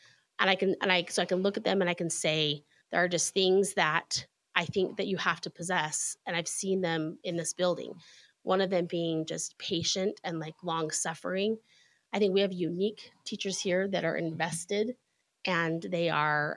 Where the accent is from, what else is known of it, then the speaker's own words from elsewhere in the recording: Utah, United States; moved away as an adult; I grew up here in Utah, and we moved back about 10 years ago now.